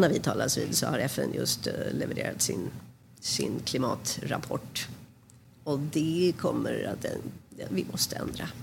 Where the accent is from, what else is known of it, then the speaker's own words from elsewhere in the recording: Sweden; moved away as an adult; also born or lived in Manhattan, United States; now in New York, United States; som svensk